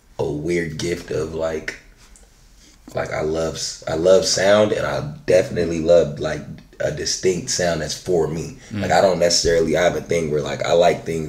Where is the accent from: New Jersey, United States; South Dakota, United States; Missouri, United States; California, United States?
California, United States; Fontana; From Fontana, California, 909